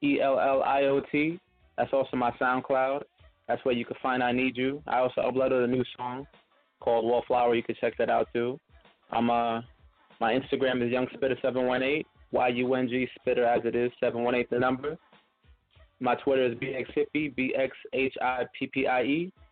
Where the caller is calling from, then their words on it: New York City, New York, United States; I'm calling from the Bronx, New York.